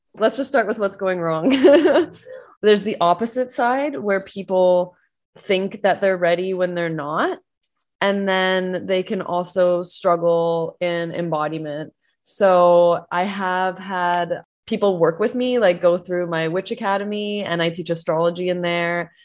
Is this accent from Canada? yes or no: yes; Canada; I'm Canadian